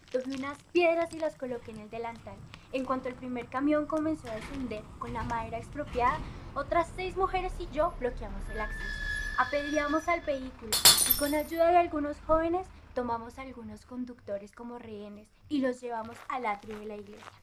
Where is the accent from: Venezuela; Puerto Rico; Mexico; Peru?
Mexico; Cherán, Michoacán; born there; Yo nací en México, en una comunidad indígena pequeña llamada Cherán, en el estado de Michoacán.